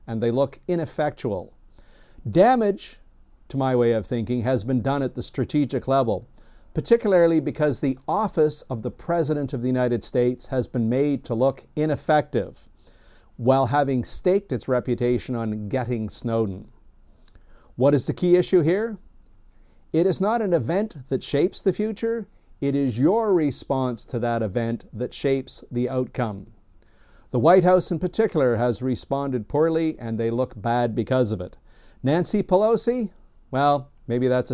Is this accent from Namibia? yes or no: no; Canada; As a Canadian who has served alongside U.S. forces overseas